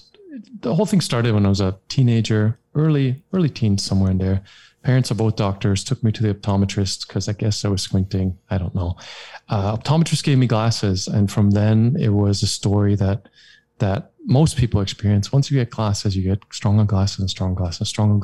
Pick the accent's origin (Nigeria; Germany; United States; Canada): Germany; English is a second language; I'm from Germany